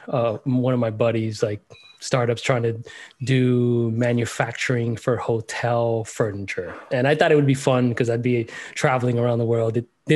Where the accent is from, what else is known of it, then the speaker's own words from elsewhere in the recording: Miami, Florida, United States; I grew up in Miami